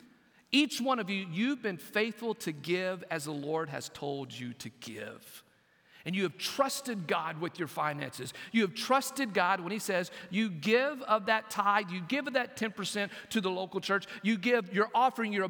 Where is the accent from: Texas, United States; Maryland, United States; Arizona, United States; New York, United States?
Texas, United States; Lamesa; now in Brunswick, Georgia, United States; Growing up in West Texas, my extended family, my aunts, my uncles, my cousins, it was a large family